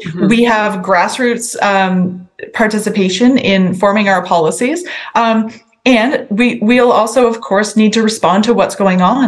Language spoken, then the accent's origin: English; Sackville, New Brunswick, Canada; I grew up in Sackville, and that's kind of in the middle of my riding.